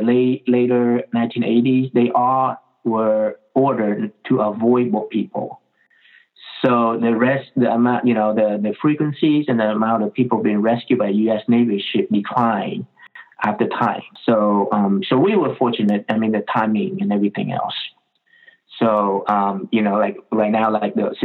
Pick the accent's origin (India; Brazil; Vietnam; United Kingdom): Vietnam; Ho Chi Minh City; moved away; I was born in Vietnam, in Saigon